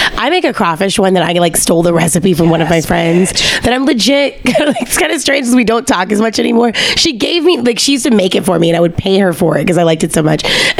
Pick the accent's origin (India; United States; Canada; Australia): United States; Louisiana; born or raised there